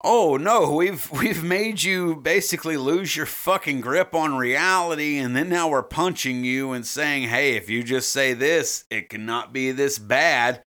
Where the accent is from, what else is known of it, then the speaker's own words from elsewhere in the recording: United States; I'm an American